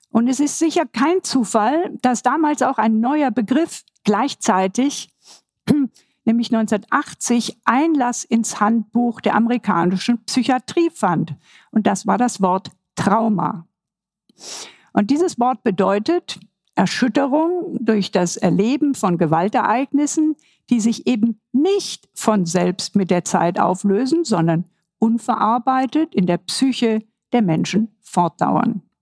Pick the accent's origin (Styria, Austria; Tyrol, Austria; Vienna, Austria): Vienna, Austria; Ich verweise hier mal als ein Wiener, als eine Wiener Referenz auf das Denkmal von Dr. Karl Lueger.